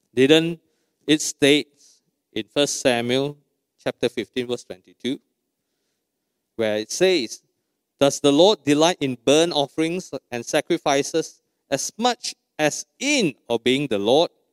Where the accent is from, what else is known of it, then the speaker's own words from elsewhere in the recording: Malaysia; We are true Malaysian